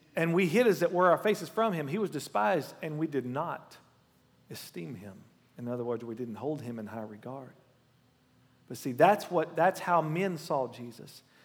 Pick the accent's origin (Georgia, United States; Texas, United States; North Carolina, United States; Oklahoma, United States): Oklahoma, United States; I'm from Oklahoma.